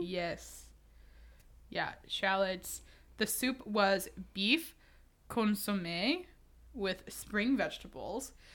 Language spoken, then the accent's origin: English; Houston, Texas, United States; I'm from Houston